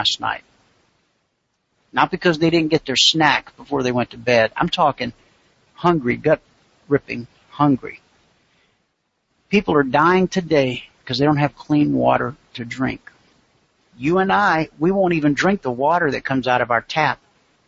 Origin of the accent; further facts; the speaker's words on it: United States; being born an American